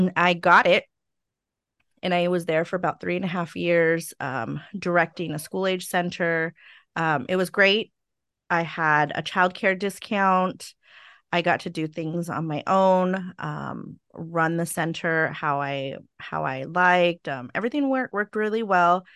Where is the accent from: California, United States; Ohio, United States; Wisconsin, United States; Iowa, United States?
California, United States; Stockton; also born or lived in Sacramento, California; I grew up in Stockton